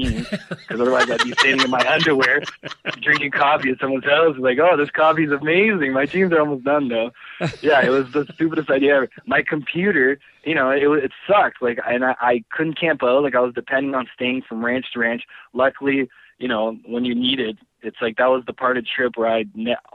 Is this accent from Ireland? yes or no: no; Canada; also born or lived in Brazil; growing up in Canada